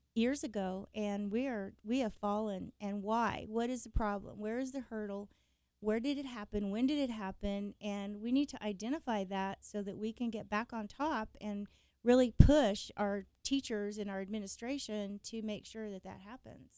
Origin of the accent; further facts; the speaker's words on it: Emporia, Kansas, United States; now in Wichita, United States; I was born and raised in Kansas, Emporia actually